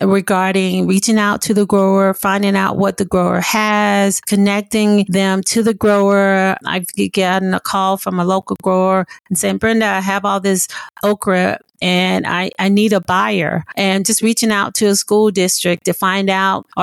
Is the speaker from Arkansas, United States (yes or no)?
yes; Blytheville, Arkansas, United States; I am originally from Blytheville, Arkansas, a small rural town in the Delta. I grew up in a home and my mom had 8 kids